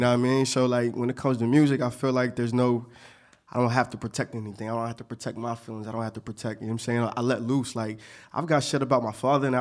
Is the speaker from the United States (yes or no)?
yes; Montgomery County, Pennsylvania, United States; I came from Montgomery County